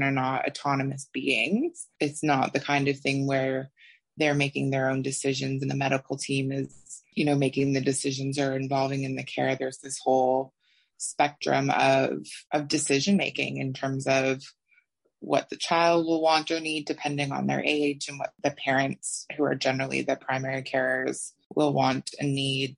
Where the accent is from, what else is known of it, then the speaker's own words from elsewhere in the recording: Toronto, Ontario, Canada; moved away as an adult; now in Australia; I am originally from Canada. I grew up in Toronto and moved to Australia when I was 29